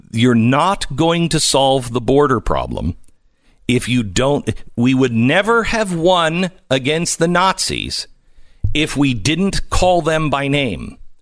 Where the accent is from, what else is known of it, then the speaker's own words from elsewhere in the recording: Skagit Valley, Washington, United States; I grew up in Skagit Valley. Uh, in in Washington